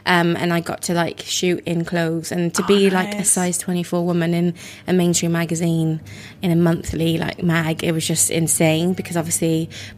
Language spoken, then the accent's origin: English; Wales, United Kingdom; now in London, United Kingdom; I grew up in Wales